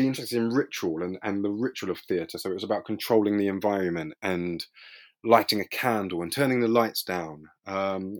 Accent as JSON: {"language": "English", "region": "London", "country": "United Kingdom", "tie": "born or raised there", "said": "I grew up in East London, in a place called Leytonstone, which is which borders Stratford"}